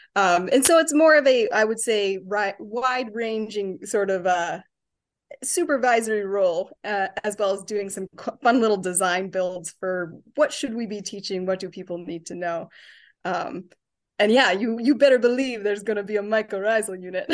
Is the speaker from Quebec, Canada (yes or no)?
no; Ontario, Canada; now in Chicago, United States; I'm from Ontario, so I get to come home and see my family